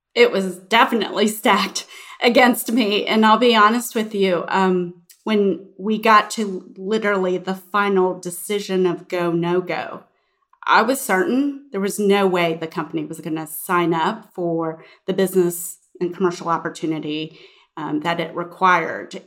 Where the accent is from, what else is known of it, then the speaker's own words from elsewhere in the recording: Houston, Texas, United States; moved away as an adult; I grew up in Houston